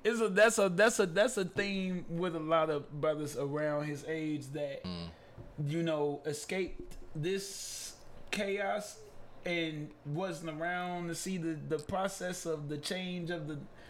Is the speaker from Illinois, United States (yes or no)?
yes; Chicago, Illinois, United States; I was born and raised on 63rd in Parnell. That is right between Normal Street and Houston Street. Normal to my west, Normal to my east. That's where I'm born and raised, absolutely.